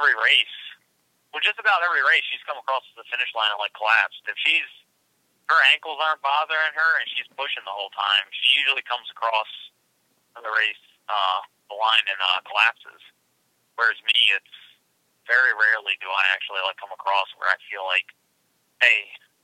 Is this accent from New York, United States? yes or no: no; Pennsylvania, United States; I'm from Pennsylvania.